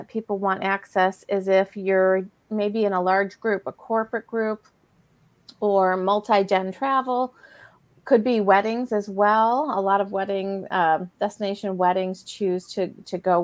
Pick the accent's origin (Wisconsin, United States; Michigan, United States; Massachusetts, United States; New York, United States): New York, United States; Buffalo; now in Ohio, United States; was born and raised in Buffalo, New York. I live in Ohio now